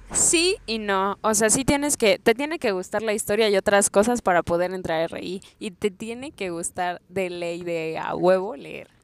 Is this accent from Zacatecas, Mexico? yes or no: no; Chilpancingo, Guerrero, Mexico; now in Mexico City, Mexico; Vengo de Guerrero, de Chilpancingo específicamente.